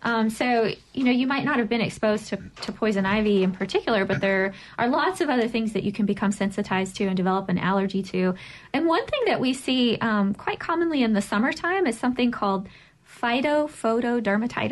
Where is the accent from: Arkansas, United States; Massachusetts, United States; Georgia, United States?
Arkansas, United States; Pine Bluff; moved away as an adult; also born or lived in Nashville, Tennessee / Washington, D.C. / Columbus, Ohio; now in Mississippi, United States; So I've lived all over the place. So I grew up in Pine Bluff, Arkansas.